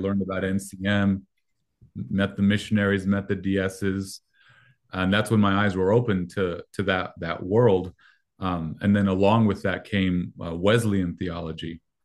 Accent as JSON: {"language": "English", "country": "Mexico", "tie": "born or raised there", "first_language": "Spanish", "second_language": "English", "moved": "yes", "said": "I'm Mexican, um, American citizenship, but I was born in Mexico"}